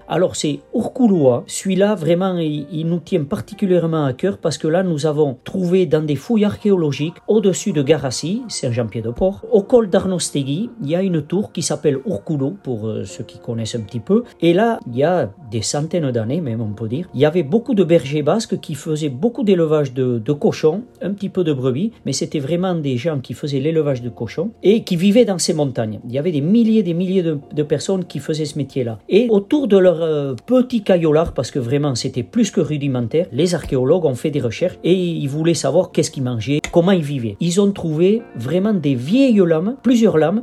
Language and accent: French; Bidart, Nouvelle-Aquitaine, France; J'étais natif de Bidart